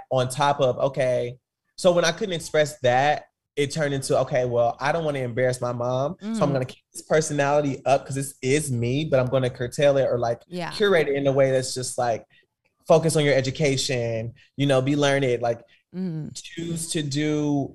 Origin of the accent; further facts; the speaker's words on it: Kansas City, Missouri, United States; I grew up in Kansas City, Missouri